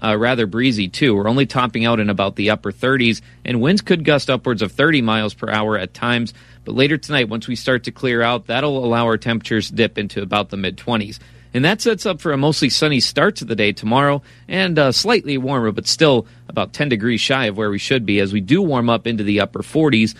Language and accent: English; Pittsburgh, Pennsylvania, United States; moved away; also born or lived in St. Cloud, Minnesota / Bismarck, North Dakota; Out east, I was born in Pittsburgh